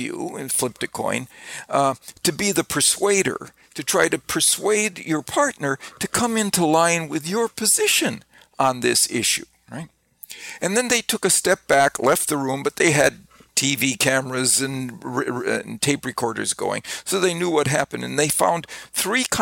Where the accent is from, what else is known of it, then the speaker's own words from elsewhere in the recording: Wisconsin, United States; I grew up in Wisconsin